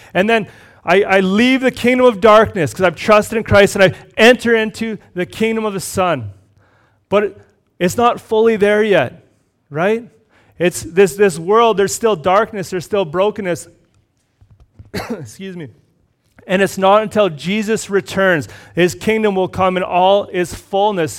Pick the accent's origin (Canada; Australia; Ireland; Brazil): Canada; Red Deer, Alberta; moved away; also born or lived in Cochrane; I grew up in Red Deer.